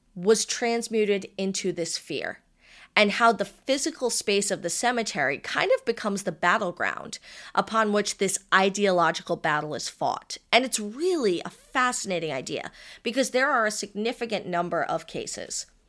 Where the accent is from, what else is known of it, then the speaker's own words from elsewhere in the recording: Rhode Island, United States; my hometown